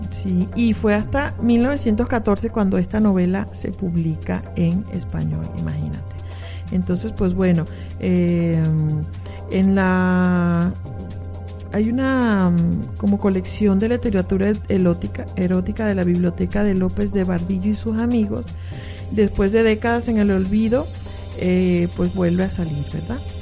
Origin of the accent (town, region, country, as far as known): Venezuela; moved away as an adult; also born or lived in Mexico City, Mexico / León, Guanajuato, Mexico; now in Mexico